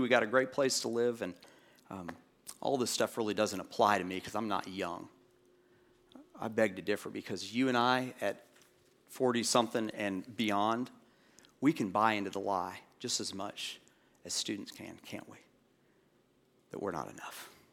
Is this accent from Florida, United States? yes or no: yes; Orlando, Florida, United States; moved away; Part of my growing up was in, um, Orlando, and when you're a kid growing up in Orlando